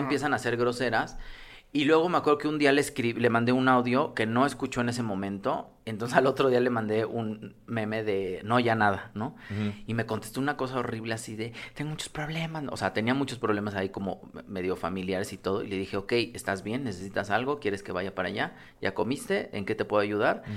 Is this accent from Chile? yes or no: no; Mexico; como mexicanos